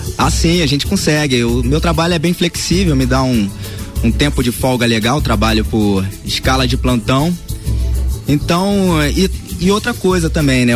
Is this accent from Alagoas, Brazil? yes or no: no; Rio de Janeiro, Brazil; moved away; sou lá de Vila Isabel